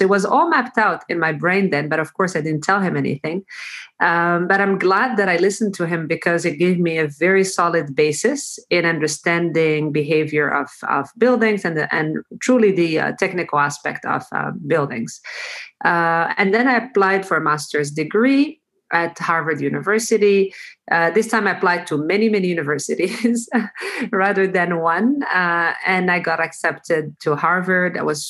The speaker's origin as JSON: {"language": "English", "town": "Fez", "region": "Fès-Meknès", "country": "Morocco", "tie": "born or raised there", "also_born_or_lived": "New York City, United States / Toronto, Canada", "moved": "as an adult", "said": "childhood in Fez, where I'm right now. And so I was born and raised in Fez"}